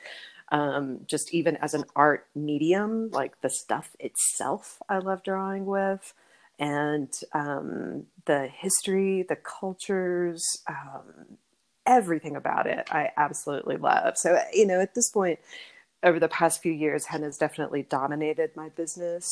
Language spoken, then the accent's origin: English; Texas, United States; also born or lived in Colorado; now in Denver, United States; I'm originally from Texas